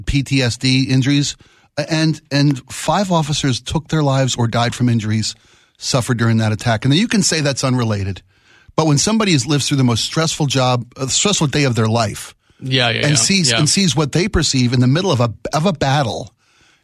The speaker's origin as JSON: {"language": "English", "town": "Baltimore", "region": "Maryland", "country": "United States", "tie": "born or raised there", "said": "Baltimore, my hometown"}